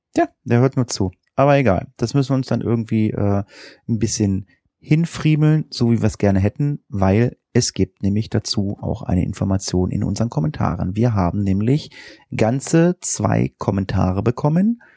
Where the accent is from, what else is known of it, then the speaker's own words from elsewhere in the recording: Northern Germany, Germany; hier bei uns in Norddeutschland.